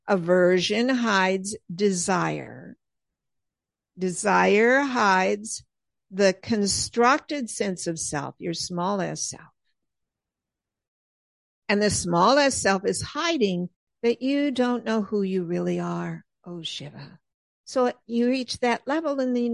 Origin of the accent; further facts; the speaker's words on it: Southern California, United States; moved away as an adult; now in Pennsylvania, United States; growing up and living decades in Southern California